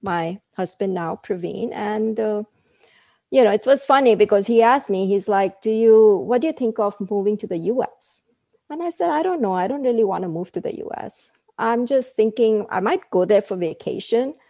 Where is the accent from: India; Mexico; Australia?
India; Mumbai, Maharashtra; moved away as an adult; now in United States; where I grew up in Bombay